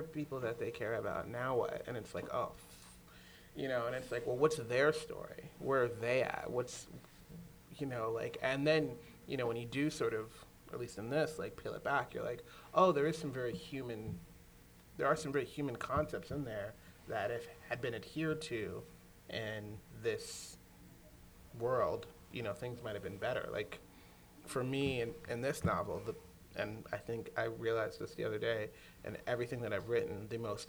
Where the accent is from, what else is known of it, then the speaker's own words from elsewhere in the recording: New York City, New York, United States; moved away; I'm from New York City